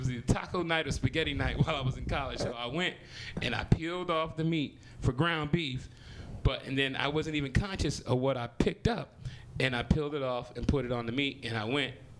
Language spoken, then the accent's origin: English; Compton, California, United States; I mean, you know, I'm 42, so you know, I grew up